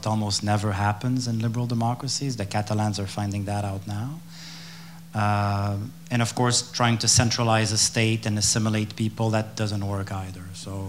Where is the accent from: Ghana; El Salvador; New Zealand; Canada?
Canada; Quebec City, Quebec; English is a second language; moved away as an adult; also born or lived in Ottawa; I mean, I'm from Quebec City.